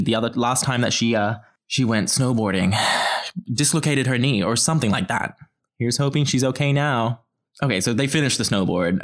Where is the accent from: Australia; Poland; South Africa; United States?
Australia; I'm from Australia